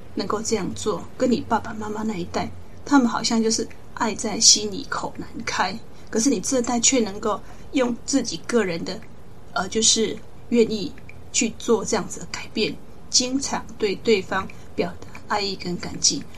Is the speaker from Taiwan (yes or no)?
yes; Taiwan; 我们台湾人